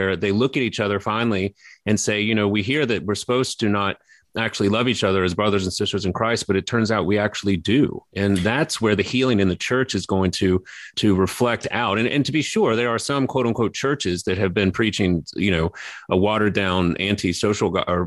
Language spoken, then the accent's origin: English; Baton Rouge, Louisiana, United States; born or raised there